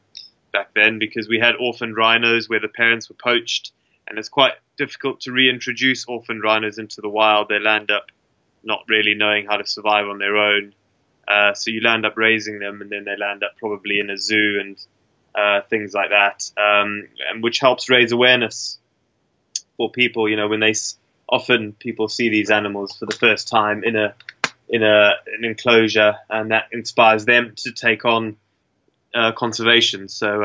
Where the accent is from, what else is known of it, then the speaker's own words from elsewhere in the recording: Zimbabwe; Yeah, I guess growing up as a sort of colonial African, you kind of have an inbuilt need to explore because your forefathers did it from England and all that sort of thing, and in my case England and Ireland.